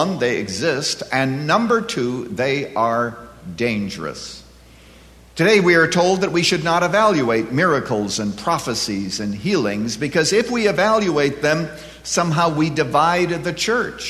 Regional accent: Canada; now in United States; I was born and reared in Canada

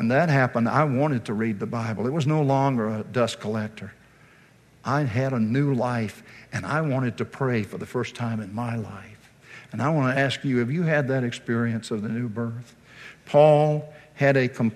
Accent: Virginia, United States; moved away; I'm from Virginia originally

